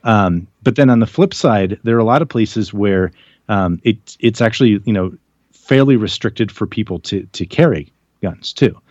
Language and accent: English; United States; I'm an American